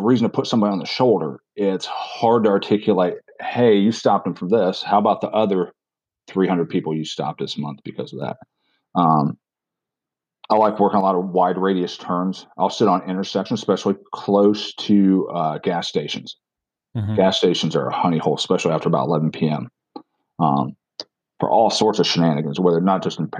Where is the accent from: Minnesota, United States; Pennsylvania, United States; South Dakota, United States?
Pennsylvania, United States; now in South Carolina, United States; I'm originally from Pennsylvania.